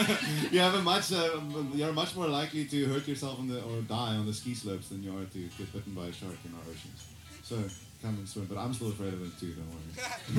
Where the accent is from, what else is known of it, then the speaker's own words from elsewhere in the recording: South Africa; I'm an African. I am an African. You know, you can tell me I'm not, but I am. I'm from South Africa. I've never left my country. Never left Africa.